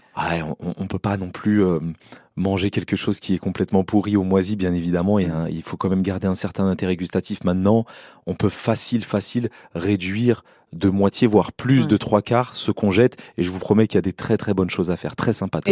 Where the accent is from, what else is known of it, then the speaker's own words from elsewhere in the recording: Seine-Saint-Denis, Île-de-France, France; j'ai grandi en Seine-Saint-Denis